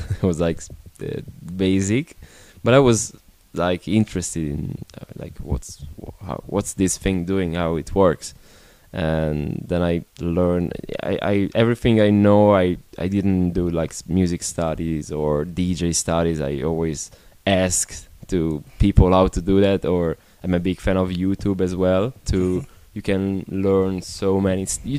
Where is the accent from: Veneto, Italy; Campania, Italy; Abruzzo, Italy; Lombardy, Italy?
Lombardy, Italy; Milan